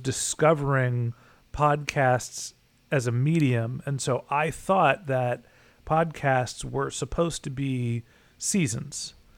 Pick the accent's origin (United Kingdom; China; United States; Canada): United States; California; moved away as an adult; also born or lived in Boston / Orange County / Dallas, Texas; I'm a kid from California, then went to school in Boston